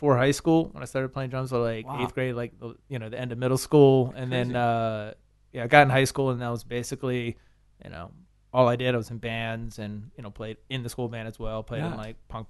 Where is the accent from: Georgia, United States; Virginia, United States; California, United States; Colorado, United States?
Virginia, United States; Richmond; I grew up in Richmond. Yeah, I moved around a lot, but I grew up there.